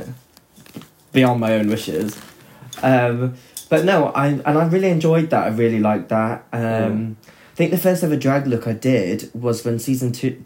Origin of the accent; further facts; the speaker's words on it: Chepstow, Wales, United Kingdom; it was my hometown that you came and performed